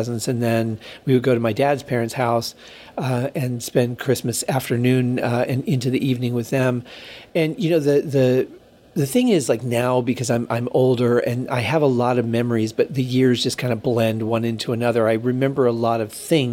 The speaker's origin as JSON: {"language": "English", "region": "Michigan", "country": "United States", "tie": "born or raised there", "moved": "yes", "lives_now": "Las Vegas, United States", "said": "growing up in Michigan"}